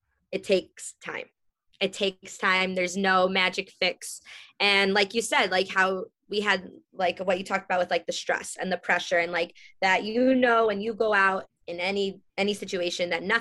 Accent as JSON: {"language": "English", "town": "Chicago", "region": "Illinois", "country": "United States", "tie": "born or raised there", "also_born_or_lived": "California", "moved": "yes", "said": "I grew up in Chicago. So then I moved to California"}